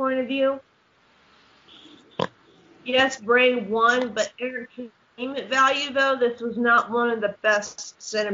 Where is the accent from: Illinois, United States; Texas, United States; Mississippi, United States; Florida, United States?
Florida, United States; growing up in Florida